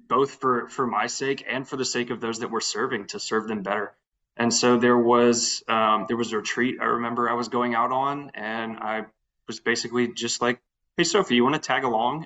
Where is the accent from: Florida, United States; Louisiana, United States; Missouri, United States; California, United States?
Louisiana, United States; Lafayette; born and raised in, in Lafayette